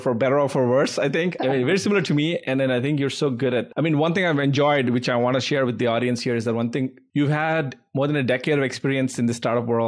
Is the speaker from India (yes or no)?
yes; Hyderabad, Telangana, India; moved away; So I was in Hyderabad. I grew up in Hyderabad.